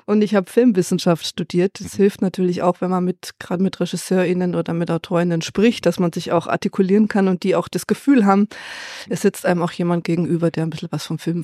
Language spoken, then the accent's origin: German; Allgäu, Germany; wir sind nämlich beide Allgäuer